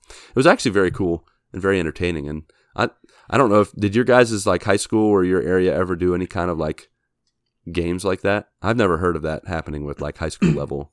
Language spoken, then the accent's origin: English; West Virginia, United States; moved away; I'm from West Virginia